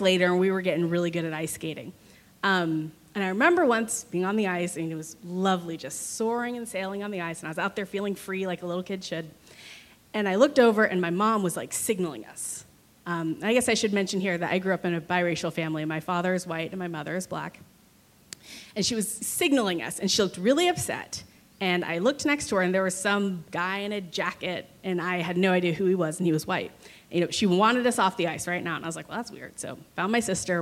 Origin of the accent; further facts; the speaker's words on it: Tulsa, Oklahoma, United States; moved away as an adult; also born or lived in Missouri, United States / Virginia, United States / San Francisco, United States; I grew up here in Tulsa, Oklahoma